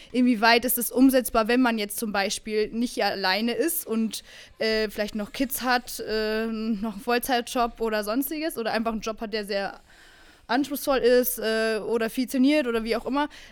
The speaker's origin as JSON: {"language": "German", "region": "Bavaria", "country": "Germany", "moved": "yes", "lives_now": "Berlin, Germany", "said": "ich komme aus Bayern"}